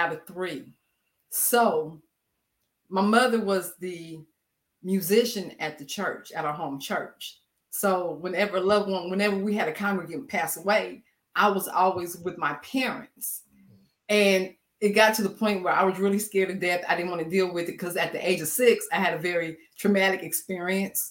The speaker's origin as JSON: {"language": "English", "town": "Manhattan", "region": "Kansas", "country": "United States", "tie": "born or raised there", "said": "born and raised in Manhattan, Kansas"}